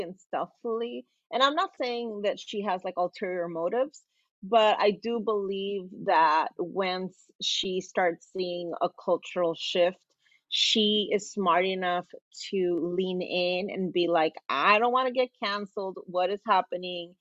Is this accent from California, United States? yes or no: yes; Los Angeles, California, United States; I'm from South Central